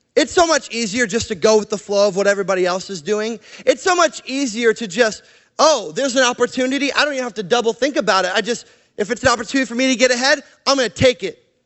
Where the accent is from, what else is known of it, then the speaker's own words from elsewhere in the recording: Canada; moved away; also born or lived in Portland, Oregon; I'm Canadian